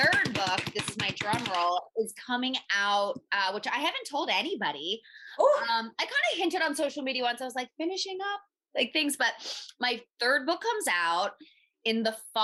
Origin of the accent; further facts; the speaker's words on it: Philadelphia, Pennsylvania, United States; moved away as an adult; also born or lived in Miami, Florida; I'm from Philly originally